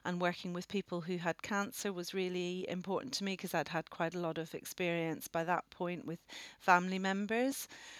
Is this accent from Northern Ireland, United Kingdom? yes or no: yes; Northern Ireland, United Kingdom; moved away as an adult; now in Oxford, United Kingdom; And I come from Northern Ireland originally. You might be able to pick up my accent, but bearing in mind I came over to Oxford when I was 18